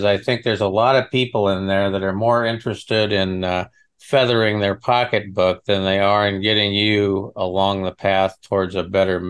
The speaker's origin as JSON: {"language": "English", "region": "Nebraska", "country": "United States", "said": "I'm from Nebraska, out in the middle of nowhere."}